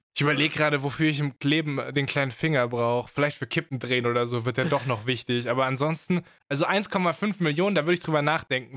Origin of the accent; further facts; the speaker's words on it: Swabia, Germany; Ich bin Schwabe